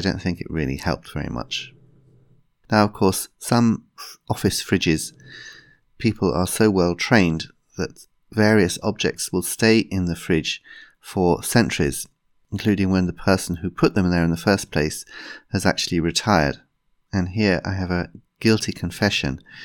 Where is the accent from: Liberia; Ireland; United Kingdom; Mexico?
United Kingdom; England; as a English person